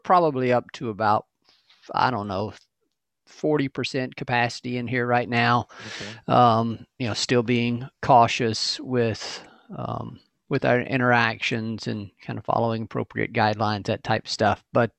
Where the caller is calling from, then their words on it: Memphis, Tennessee, United States; also born or lived in Lafayette, Louisiana; Memphis, our national headquarters here in Memphis, Tennessee.